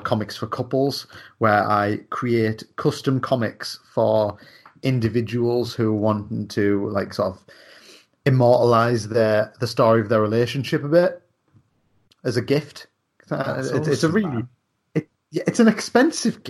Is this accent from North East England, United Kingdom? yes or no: yes; Darlington, North East England, United Kingdom; I'm from Darlington